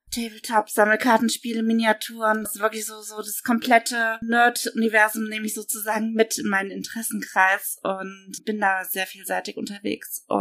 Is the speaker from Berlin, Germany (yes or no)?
no; Cologne, North Rhine-Westphalia, Germany; ich komme aus Köln.